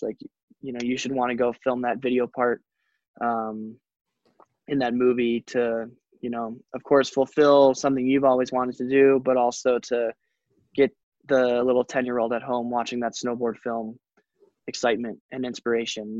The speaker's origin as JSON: {"language": "English", "town": "Telluride", "region": "Colorado", "country": "United States", "tie": "born or raised there", "said": "I come from Telluride, which is an awesome ski town. So like I did have one of the best ski resorts ever to, to grow up"}